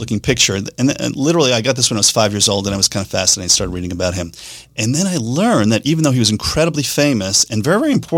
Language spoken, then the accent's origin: English; New York City, New York, United States; accent: Staten Island; moved away; I grew up in New York City. Most of the time I grew up was in Staten Island